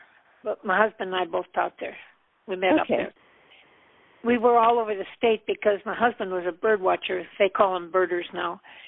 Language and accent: English; North Dakota, United States; moved away as an adult; also born or lived in Montana / Alaska; I grew up in North Dakota on the farm that we're living on now